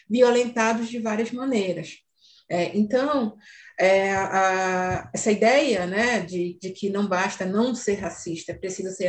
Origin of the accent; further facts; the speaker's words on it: Amazon, Brazil; Mas nesse momento eu me, me caracterizo como mulher preta da Amazônia